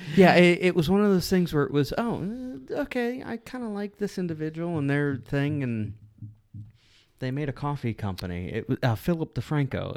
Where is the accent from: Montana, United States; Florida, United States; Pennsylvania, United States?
Pennsylvania, United States; Pittsburgh; moved away; I grew up in Pittsburgh